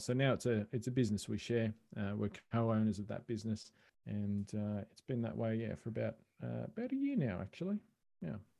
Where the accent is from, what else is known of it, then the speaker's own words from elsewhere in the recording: Australia; accent: Australian; I am Australian, as people can probably tell from my accent